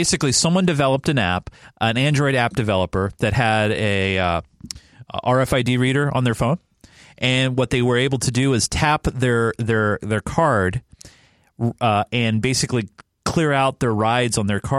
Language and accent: English; California, United States; now in Seattle, United States; I'm originally from California